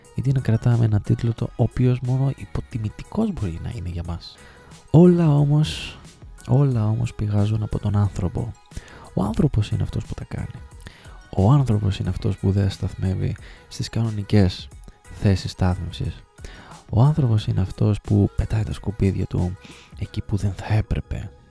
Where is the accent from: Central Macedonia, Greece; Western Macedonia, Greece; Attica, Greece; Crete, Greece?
Central Macedonia, Greece; Thessaloniki; moved away as an adult; also born or lived in Trikala / Sparta / Alexandroupoli; Εγώ γεννήθηκα και μεγάλωσα στη Θεσσαλονίκη και συγκεκριμένα στην ε, Τριανδρία μέχρι τα 17-18 μου χρόνια